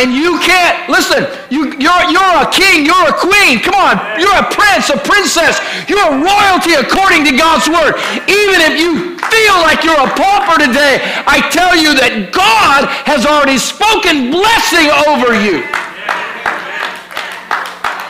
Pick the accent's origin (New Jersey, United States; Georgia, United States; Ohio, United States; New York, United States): Ohio, United States; now in Virginia Beach, United States; I was raised in Ohio